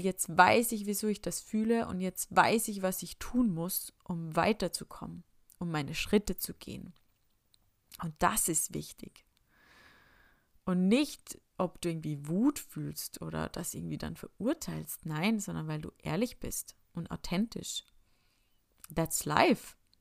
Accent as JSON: {"language": "German", "region": "Upper Austria", "country": "Austria", "tie": "born or raised there", "moved": "yes", "said": "bin ich heimgefahren nach Oberösterreich in meine Heimat"}